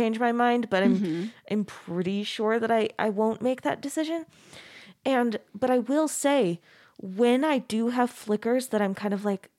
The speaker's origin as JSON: {"language": "English", "town": "Mesa", "region": "Arizona", "country": "United States", "tie": "born or raised there", "said": "I grew up in Mesa, Arizona, which is also so Mormon"}